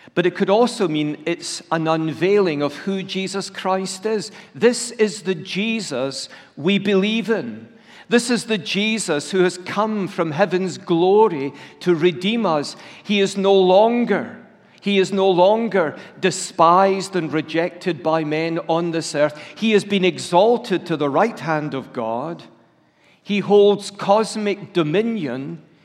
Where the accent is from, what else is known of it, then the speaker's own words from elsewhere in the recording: Scotland, United Kingdom; I'm a Scot who's part of the United Kingdom